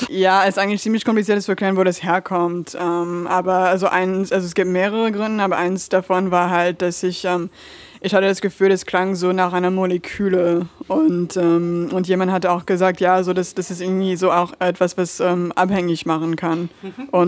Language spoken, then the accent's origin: German; Lyon, Auvergne-Rhône-Alpes, France; moved away as an adult; now in Berlin, Germany; Äh, ich würde sagen aus Lyon. Also da habe ich äh, die meiste Zeit ähm, in meinem Leben verbracht, äh, so als Kind und dann auch wieder an der Uni.